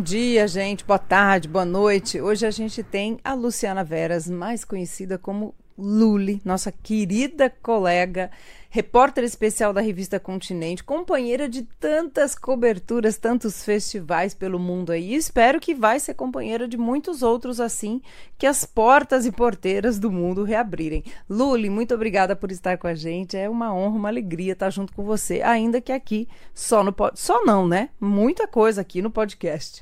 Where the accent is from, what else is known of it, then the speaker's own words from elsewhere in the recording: São Paulo, Brazil; accent: paulista; o sotaque paulista, claro, a gente acha que ninguém tem sotaque, só a gente é que não tem sotaque, né? E o povo odeia o nosso sotaque